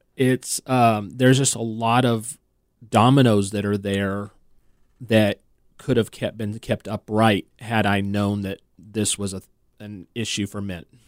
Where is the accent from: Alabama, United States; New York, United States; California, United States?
California, United States; moved away; I'm originally from California